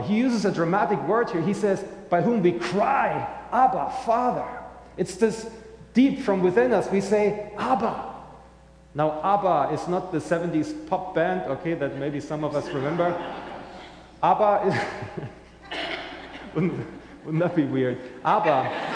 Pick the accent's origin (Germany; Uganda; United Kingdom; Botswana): Germany; accent: German; English is a second language; now in St. Johns County, United States; I'm originally from Germany, as you may hear in my accent